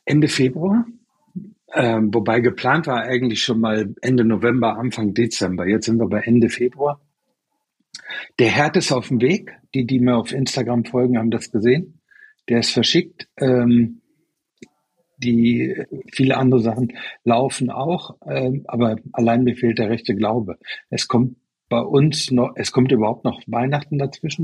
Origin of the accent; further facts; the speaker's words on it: Germany; now in Taiwan; die deutsche Herkunft